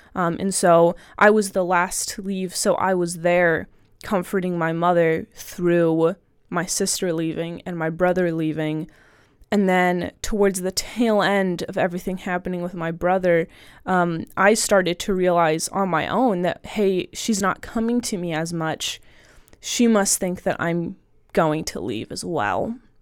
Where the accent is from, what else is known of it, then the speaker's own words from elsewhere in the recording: Southern Ohio, United States; I'm from Southern Ohio